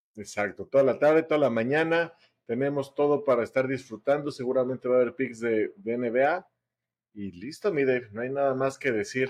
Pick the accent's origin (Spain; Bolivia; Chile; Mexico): Mexico; somos los mexicanos